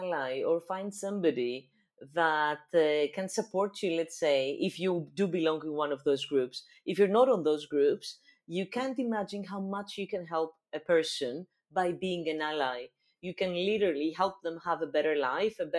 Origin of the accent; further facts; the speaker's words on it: Greece; English is a second language; my home country